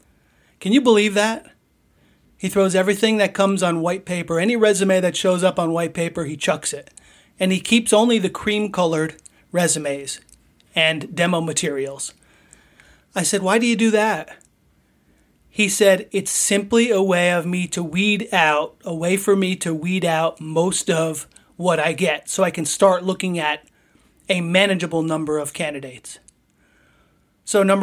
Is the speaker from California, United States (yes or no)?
no; Poughkeepsie, New York, United States; I was from Poughkeepsie. We played high school baseball against each other